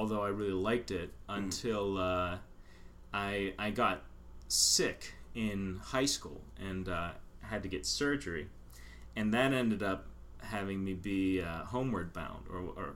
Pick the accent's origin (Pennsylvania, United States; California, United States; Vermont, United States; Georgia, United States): Pennsylvania, United States; Pittsburgh; moved away; also born or lived in Philadelphia; originally I'm from Pittsburgh.